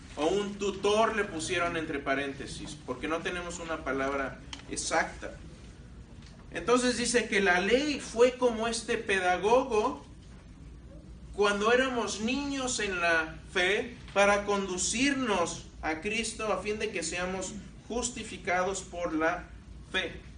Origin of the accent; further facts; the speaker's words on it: Mexico; also born or lived in Belgium (paternal ancestry); now in United States; nací en México, hablo español